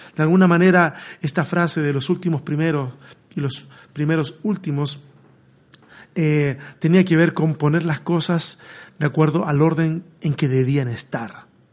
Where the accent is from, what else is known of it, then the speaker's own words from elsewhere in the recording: Chile; moved away as an adult; Yo salí de Chile hace cinco años